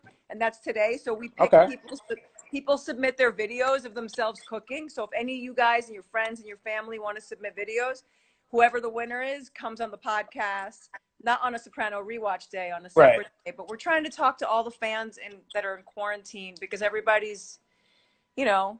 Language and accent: English; Queens, New York, United States; Oh, you're in Brooklyn? I'm from Queens.